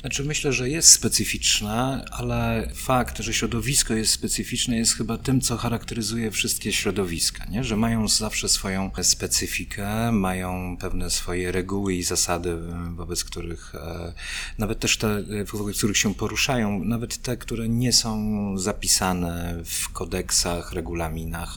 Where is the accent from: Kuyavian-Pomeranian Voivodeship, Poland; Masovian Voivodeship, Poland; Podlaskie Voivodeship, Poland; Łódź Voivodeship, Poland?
Kuyavian-Pomeranian Voivodeship, Poland; Brodnica; pochodzę z miejscowości z trójkątnym rynkiem zbrodnicy